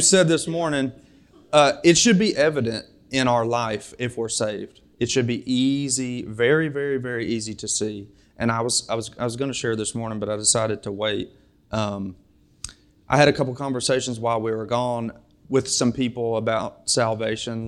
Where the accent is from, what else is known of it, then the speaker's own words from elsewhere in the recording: Springfield, United States; now in Bellevue; I'm from Springfield, but now my home is in Bellevue